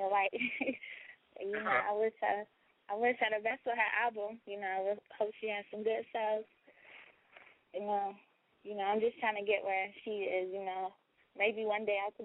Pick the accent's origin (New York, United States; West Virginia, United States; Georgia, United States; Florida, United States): West Virginia, United States; I'm from West Virginia